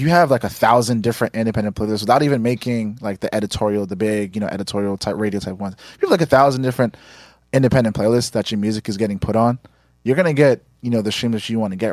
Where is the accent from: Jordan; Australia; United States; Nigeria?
Nigeria; we're Nigerian